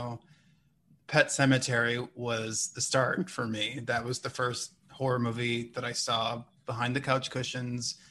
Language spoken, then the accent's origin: English; Minnesota, United States; I'm from Minnesota.